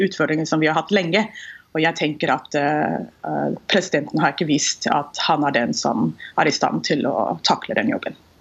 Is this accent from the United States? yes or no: yes; Houston, Texas, United States; Norwegian is a second language; moved away as an adult; now in Norway; Jeg er født og oppvokst i Houston, Texas, og har bodd i Norge siden eh, slutten av 90-tallet